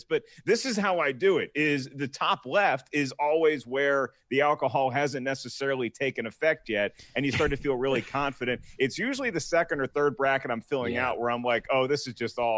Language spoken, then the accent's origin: English; Virginia, United States; I'm from Virginia.